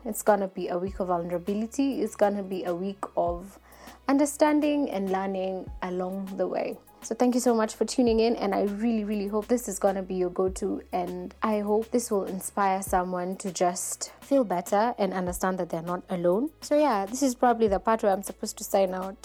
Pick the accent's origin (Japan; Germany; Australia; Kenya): Kenya; Nairobi; I'm an African lady, born and bred in Nairobi, Kenya.